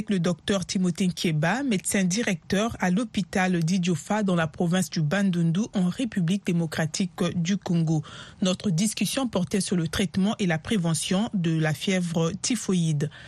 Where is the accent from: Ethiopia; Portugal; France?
Ethiopia; Addis Ababa; je suis née à Addis Abeba et que mes parents avaient de l'argent pour m'amener à l'hôpital.